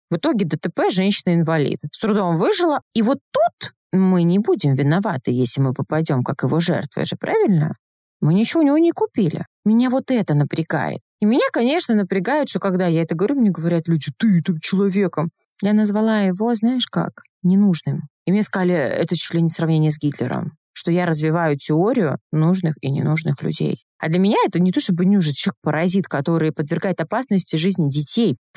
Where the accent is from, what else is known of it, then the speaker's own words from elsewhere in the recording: North Caucasus, Russia; Так как мне 35, я ребенок 90-х, я обладаю восточной внешностью, я с Северного Кавказа, и, конечно, в 90-х это был недостаток